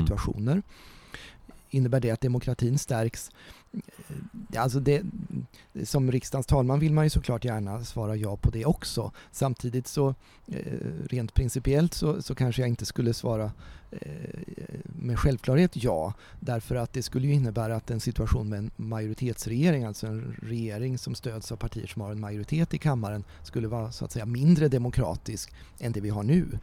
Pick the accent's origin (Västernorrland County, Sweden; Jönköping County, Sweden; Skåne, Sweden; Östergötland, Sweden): Östergötland, Sweden; Ödeshög; also born or lived in Bromma, Stockholm / Mjölby / Motala / Linköping; now in Norrköping, Sweden; Jag är uppvuxen mm. i Ödeshög, har gått på gymnasiet i Mjölby, bott många år i Motala, jobbat och pluggat i Linköping